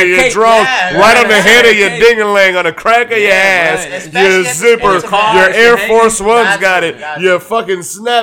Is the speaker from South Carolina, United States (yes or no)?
no; Hazleton, Pennsylvania, United States; I'm from Hazleton